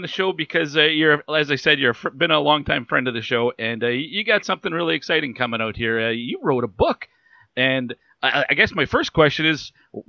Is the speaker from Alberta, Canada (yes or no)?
yes; Cold Lake, Alberta, Canada; I grew up in Cold Lake, Alberta, which is, for those who don't know, about 3 hours northeast of Edmonton.